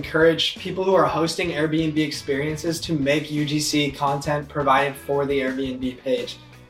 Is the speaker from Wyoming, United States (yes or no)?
no; San Diego, California, United States; I'm from San Diego.